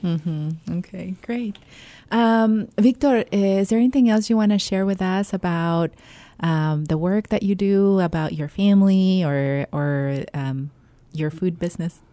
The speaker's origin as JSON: {"language": "English", "country": "Mexico", "tie": "born or raised there", "moved": "yes", "lives_now": "United States", "said": "I grew up in Mexico"}